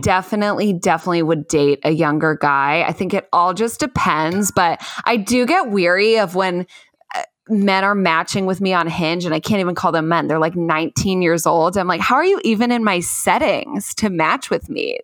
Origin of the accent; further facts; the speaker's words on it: Chicago, Illinois, United States; moved away; I'm from Chicago, so I'm very, you know, familiar with Chicago itself